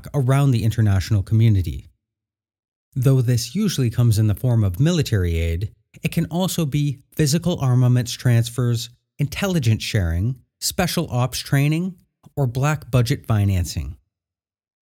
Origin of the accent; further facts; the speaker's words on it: Canada; I say that as a Canadian and future American